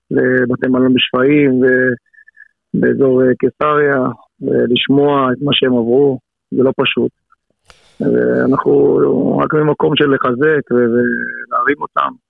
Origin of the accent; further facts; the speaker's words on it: Ashdod, Southern District, Israel; moved away as an adult; now in Rishon LeZion, Israel; גם בתור ילד חוויתי את זה הרבה, כי גדלתי באשדוד